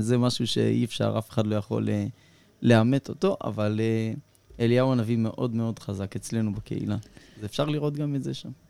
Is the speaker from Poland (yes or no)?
no; India; now in Israel; אצלנו ההודים